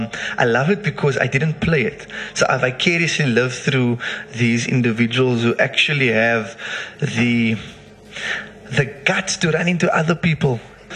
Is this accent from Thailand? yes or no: no; South Africa; I'm South African.